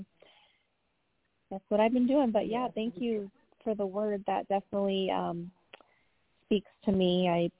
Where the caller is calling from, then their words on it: Michigan, United States; from Michigan.